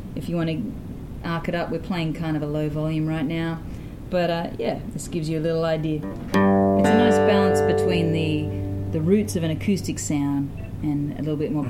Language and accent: English; Sydney, New South Wales, Australia; I hail from Sydney, Australia, mm-hmm. and I grew up in the inner city